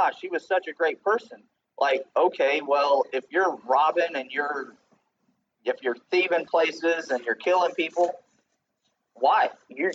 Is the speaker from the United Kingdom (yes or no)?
no; Chicago, Illinois, United States; I'm from Illinois. That's why I use Chicago. I'm from Chicago